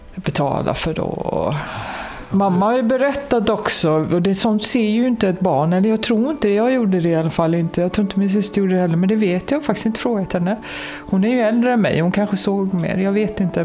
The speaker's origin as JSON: {"language": "Swedish", "town": "Gothenburg", "region": "Västra Götaland", "country": "Sweden", "tie": "born or raised there", "said": "Jag växte upp i Kortedala i Göteborg"}